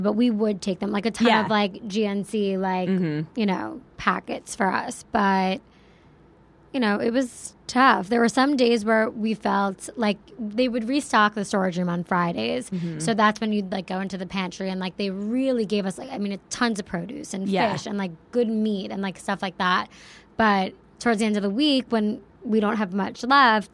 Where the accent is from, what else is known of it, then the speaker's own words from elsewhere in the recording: Plainview, New York, United States; Long Island, New York. Yeah, I'm from a little town called Plainview